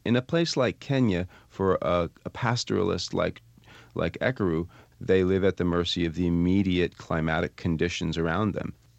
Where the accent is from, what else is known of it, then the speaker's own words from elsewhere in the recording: Vermont, United States; I'm from Vermont